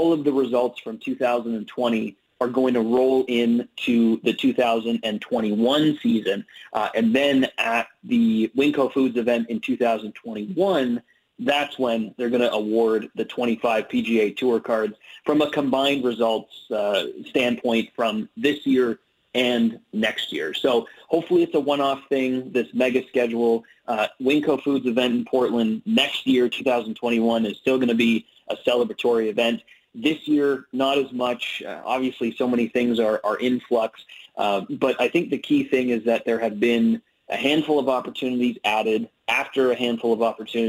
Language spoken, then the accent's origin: English; Canada; also born or lived in Ottawa, Ontario